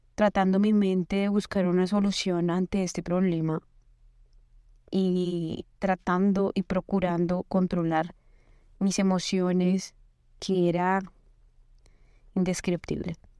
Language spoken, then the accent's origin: Spanish; Colombia; moved away as an adult; now in United States; Soy colombiana, estudié ingeniería